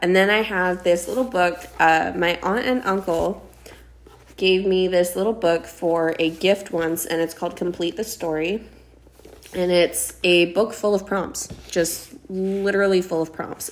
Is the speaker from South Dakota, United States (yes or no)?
yes; South Dakota, United States; now in Los Angeles, United States; I always felt so stuck in my hometown. I'm from a very small town in South Dakota, and just about everybody knows everyone